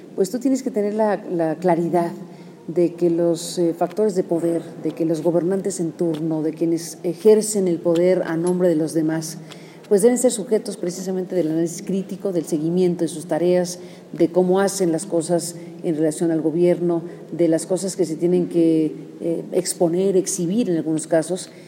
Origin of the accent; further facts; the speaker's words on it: Mexico; o como mexicana o parte de esta sociedad